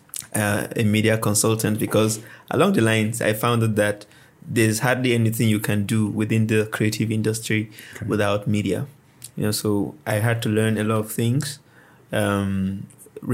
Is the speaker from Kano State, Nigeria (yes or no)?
yes; Kano State, Nigeria; I was born in Kano State